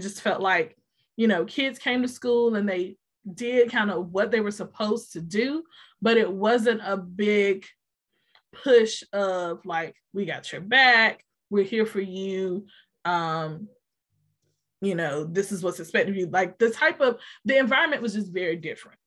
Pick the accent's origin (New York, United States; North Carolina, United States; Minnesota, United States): North Carolina, United States; Roanoke Rapids; I'm originally from Roanoke Rapids, North Carolina.